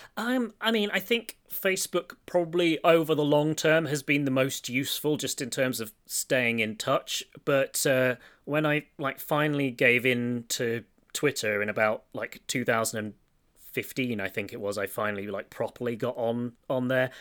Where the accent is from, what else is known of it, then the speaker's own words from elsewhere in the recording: Stony Stratford, South East England, United Kingdom; I grew up in Stony Stratford